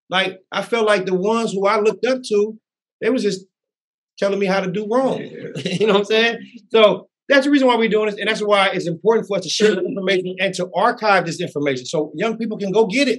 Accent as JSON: {"language": "English", "region": "California", "country": "United States", "said": "I'm from the Bay, and he's from L.A."}